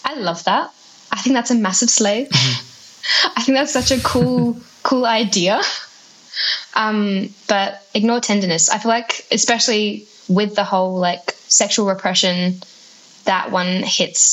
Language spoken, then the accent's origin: English; Adelaide, South Australia, Australia; I'm from Adelaide